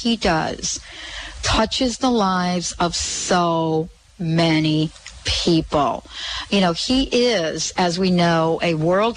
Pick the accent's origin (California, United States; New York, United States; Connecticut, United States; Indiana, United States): New York, United States; I'm from New York